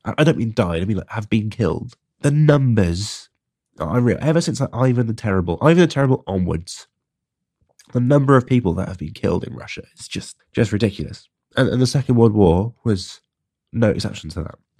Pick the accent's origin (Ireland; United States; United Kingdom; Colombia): United Kingdom; England; in my my home country of of England. I'm not from London